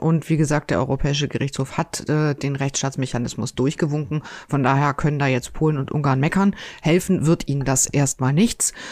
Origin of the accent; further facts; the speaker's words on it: North Rhine-Westphalia, Germany; now in Cologne, Germany; Ich bin gebürtige Westfälin